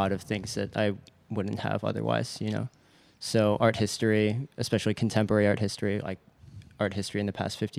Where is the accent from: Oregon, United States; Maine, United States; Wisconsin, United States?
Oregon, United States; Portland; moved away as an adult; also born or lived in Rhode Island; now in Los Angeles, United States; I'm from Portland, Oregon.